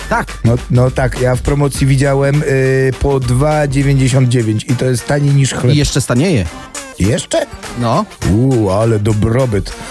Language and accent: Polish; Silesian Voivodeship, Poland; u nas, u nas na Śląsku się nie rojdzie na jubel.